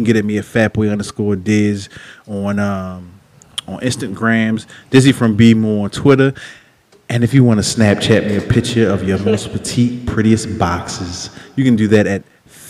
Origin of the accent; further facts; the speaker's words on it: Baltimore, Maryland, United States; accent: Baltimore; My Baltimore accent.